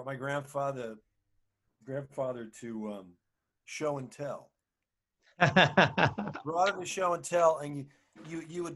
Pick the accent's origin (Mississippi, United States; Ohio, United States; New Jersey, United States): New Jersey, United States; Maplewood; I grew up in a town called Maplewood, New Jersey